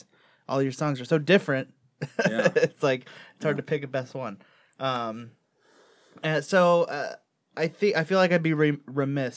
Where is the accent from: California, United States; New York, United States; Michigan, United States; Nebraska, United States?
Michigan, United States; Detroit; I was born in Detroit